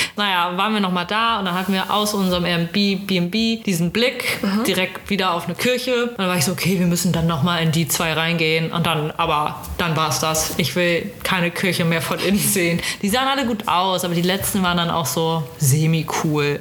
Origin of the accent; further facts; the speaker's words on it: Germany; du als Deutscher